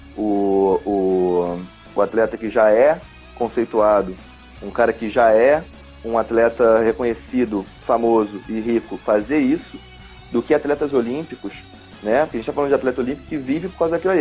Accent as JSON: {"language": "Portuguese", "country": "Brazil", "said": "eu, como brasileiro"}